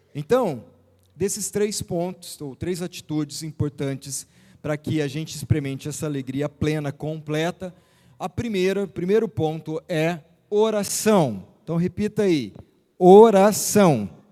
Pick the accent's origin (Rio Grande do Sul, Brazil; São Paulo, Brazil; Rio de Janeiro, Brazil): São Paulo, Brazil; Araçatuba; moved away as an adult; now in São José do Rio Preto, Brazil; Nós nascemos, eu, quando falo nós, eu e a Vilma, e os meninos nascemos em Araçatuba e ficamos ali quase toda a vida, né? Quase 50 anos ali